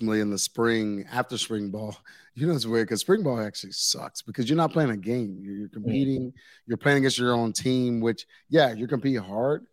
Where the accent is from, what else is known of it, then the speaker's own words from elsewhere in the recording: Waco, Texas, United States; moved away; I'm from the Waco area